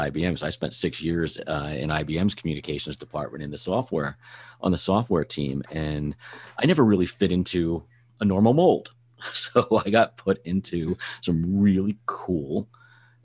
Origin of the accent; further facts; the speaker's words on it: New Jersey, United States; I'm originally from Jersey